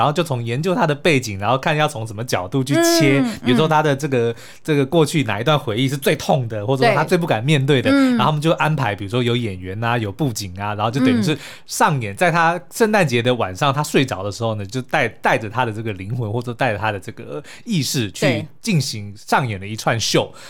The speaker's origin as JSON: {"language": "Chinese", "country": "Canada", "said": "哎，这两个都是我们加拿大人的骄傲。"}